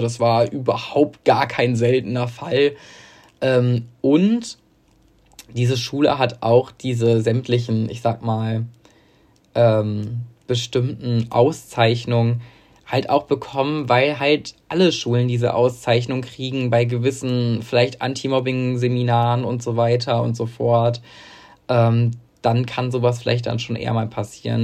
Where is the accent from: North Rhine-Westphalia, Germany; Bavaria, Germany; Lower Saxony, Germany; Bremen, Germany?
North Rhine-Westphalia, Germany; Münster; weil das ja mein Heimatort ist